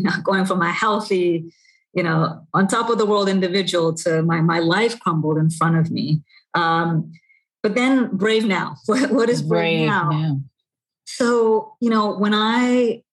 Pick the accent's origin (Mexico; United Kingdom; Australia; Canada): Canada; now in New York City, United States; I grew up in Canada. I live in New York City.